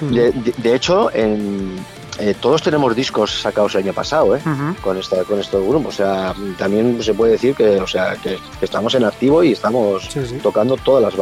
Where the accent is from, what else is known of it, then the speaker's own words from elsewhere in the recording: Santurtzi, Basque Country, Spain; now in Abanto y Ciérvana, Spain; Pero yo vengo de Santurce, ¿eh? o sea que eso yo soy extranjero.